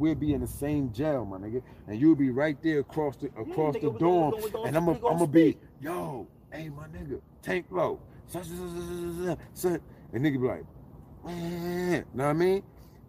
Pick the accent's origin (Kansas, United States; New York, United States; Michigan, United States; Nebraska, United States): New York, United States; moved away as an adult; now in West Coast, United States; New York, nigga, where I'm from, New York